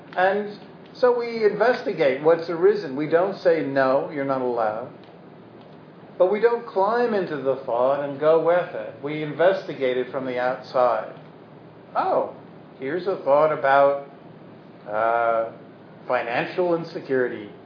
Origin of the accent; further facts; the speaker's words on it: Brooklyn, New York, United States; I was from Brooklyn